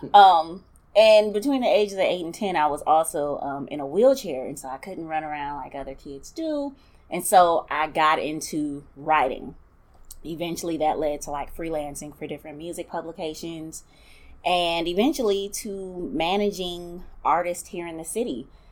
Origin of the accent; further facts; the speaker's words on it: Milwaukee, Wisconsin, United States; Born and raised in Milwaukee